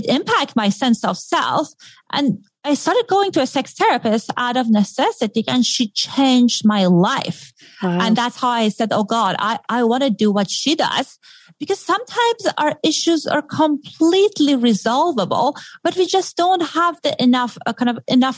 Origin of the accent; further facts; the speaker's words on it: Iran; accent: Middle Eastern; moved away; I grew up in Iran in a very modern family